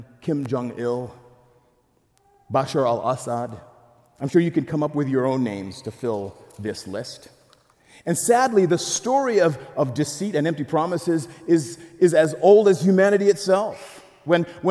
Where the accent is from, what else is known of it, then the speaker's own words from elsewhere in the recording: DR Congo; moved away; I'm from the Democratic Republic of Congo